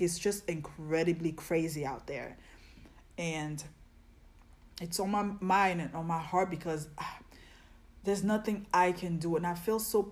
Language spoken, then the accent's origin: English; Côte d’Ivoire; moved away; also born or lived in New York; I'm West African, like I'm from Ivory Coast, Cote d'Ivoire